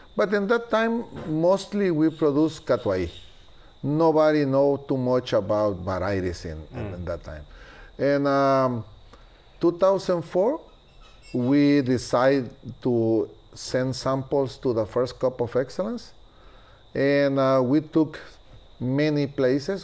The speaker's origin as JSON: {"language": "English", "country": "Guatemala", "also_born_or_lived": "Marcala, Honduras", "second_language": "English", "moved": "as an adult", "lives_now": "Honduras", "said": "I am original from Guatemala, but in 1992"}